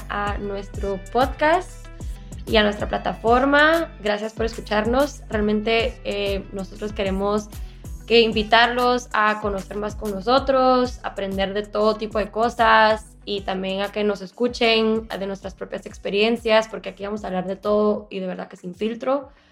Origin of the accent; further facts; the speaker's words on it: Guatemala; now in Miami, United States; yo nací también en Guatemala, eh, actualmente vivo en Miami